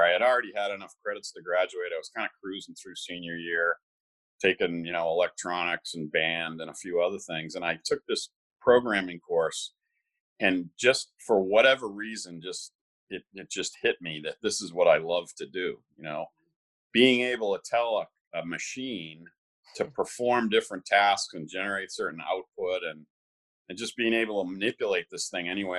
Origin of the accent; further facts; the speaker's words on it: Hingham, Massachusetts, United States; also born or lived in Bronxville, New York / South Hadley, Massachusetts / West Springfield, Massachusetts; I grew up in Hingham and went through high school there and started my college years there